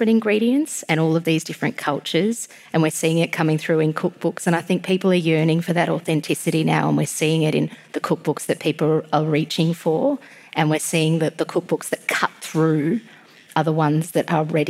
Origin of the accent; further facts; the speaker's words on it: Australia; also born or lived in Georgia (country) / Tbilisi; now in Melbourne, Australia; living in Melbourne and growing up in Australia